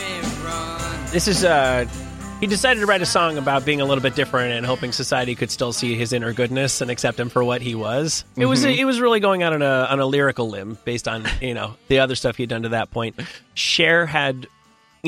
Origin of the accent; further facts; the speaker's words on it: New York, United States; growing up in New York, I was a huge Yankees fan